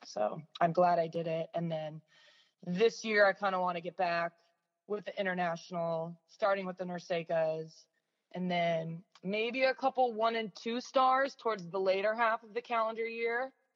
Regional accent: San Diego, California, United States; moved away as an adult; now in South Bay, Los Angeles, United States; I'm originally from San Diego. So I was living at home for two years

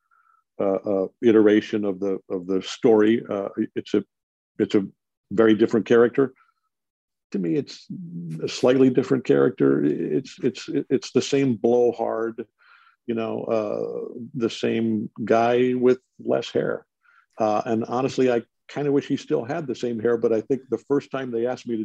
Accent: Detroit, Michigan, United States; my hometown Detroit Tigers

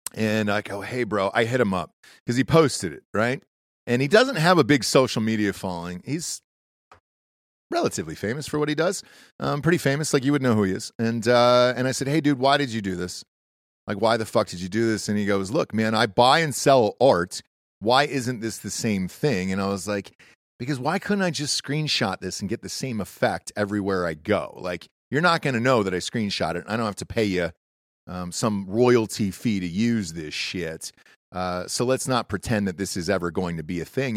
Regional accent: Atlanta, Georgia, United States; moved away; also born or lived in Los Angeles; I grew up in Atlanta

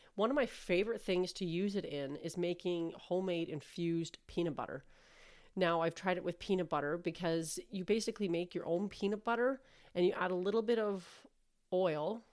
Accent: Canada; I'm Canadian

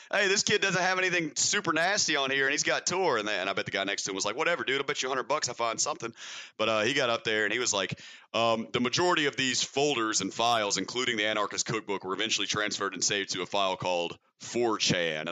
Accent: the South, United States; I'm from the South, so as you can surely tell by my speech pattern

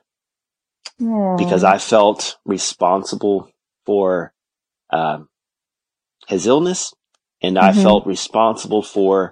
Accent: Houston, Texas, United States; now in Austin, United States; I grew up in Houston

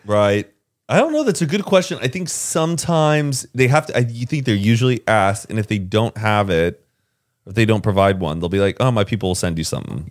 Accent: Carrollton, Texas, United States; Heelys is made in my hometown.

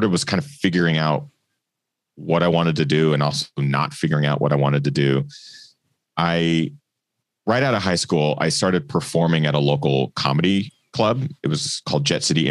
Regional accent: Pacific Northwest, Washington, United States; also born or lived in Portland, Oregon; growing up in the Northwest

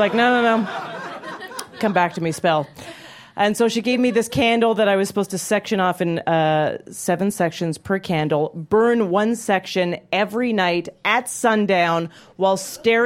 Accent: Calgary, Alberta, Canada; moved away; I grew up in Calgary, Alberta, Canada

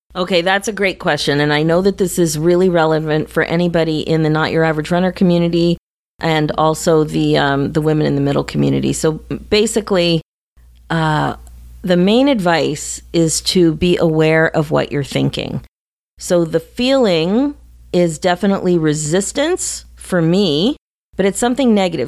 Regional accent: Philadelphia, Pennsylvania, United States; moved away; I haven't been in Philly in several years, and I'm from Philadelphia

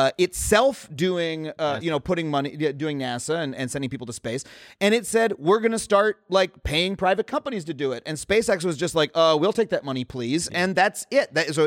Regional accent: New York City, New York, United States; I grew up in New York and I love New York City.

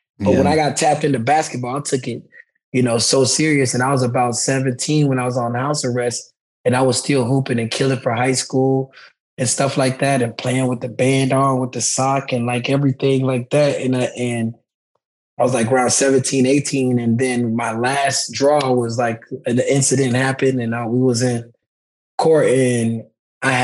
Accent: Boynton Beach, Florida, United States; I'm from Boynton Beach, Florida. My mom and dad is Haitian, and they're immigrants. And when they came here, you know, like we moved into some low-income housing. And, you know, grew up through like the community center

